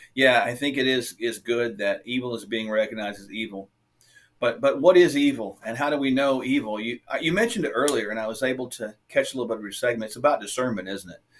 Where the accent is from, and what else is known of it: United States